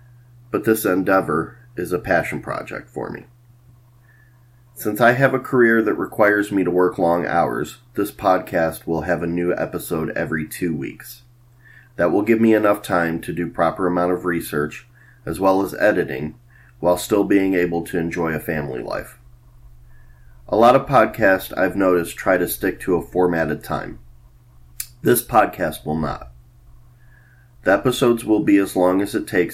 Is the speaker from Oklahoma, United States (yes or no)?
no; Cleveland, Ohio, United States; now in Columbus, United States; I was born in Cleveland, Ohio. I currently reside in Columbus, Ohio